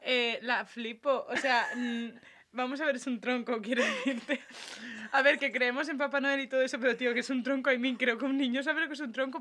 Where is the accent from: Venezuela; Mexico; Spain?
Spain; Valencian town, Valencian Community; en mi pueblo es así